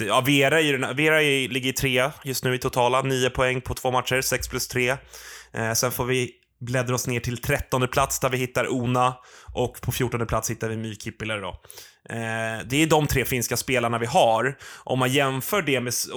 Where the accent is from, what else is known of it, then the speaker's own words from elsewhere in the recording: Sweden; oss eh, svenskar